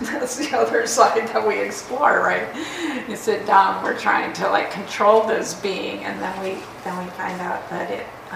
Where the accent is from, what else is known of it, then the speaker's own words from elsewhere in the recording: Minnesota, United States; accent: Minnesota; I say Minnesota and like my accent comes out